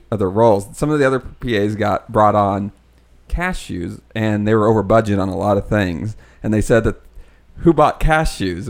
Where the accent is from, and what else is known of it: Vincennes, Indiana, United States